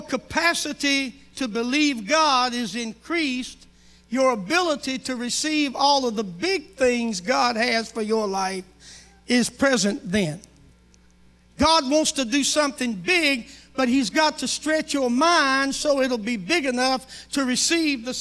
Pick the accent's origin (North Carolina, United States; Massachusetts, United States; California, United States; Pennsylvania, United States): North Carolina, United States; moved away as an adult; now in Oklahoma, United States; I'm from North Carolina. My wife and I moved to South Carolina 3 months after we got married and lived there till we moved to Oklahoma